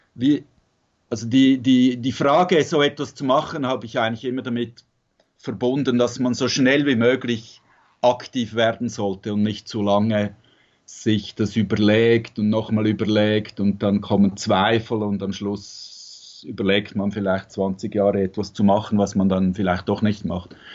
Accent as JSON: {"language": "German", "region": "Zurich", "country": "Switzerland", "tie": "born or raised there", "moved": "as an adult", "lives_now": "Tuscany, Italy", "said": "mit Musik gearbeitet in Zürich, wo ich aufgewachsen bin"}